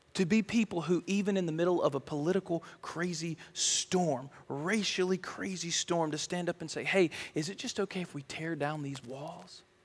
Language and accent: English; United States